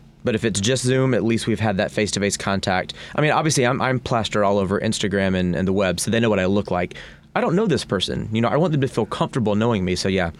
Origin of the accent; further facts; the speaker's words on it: the South, United States; I'm from the South, I can talk a lot